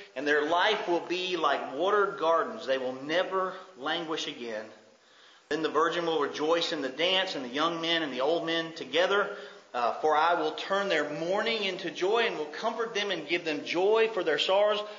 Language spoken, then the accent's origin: English; United States; as an American